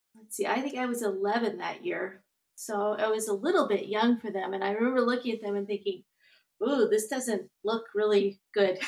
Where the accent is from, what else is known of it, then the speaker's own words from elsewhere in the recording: United States; moved away as an adult; also born or lived in Virginia / Alabama; now in Twin Cities, United States; I grew up mostly in Mississippi and Alabama.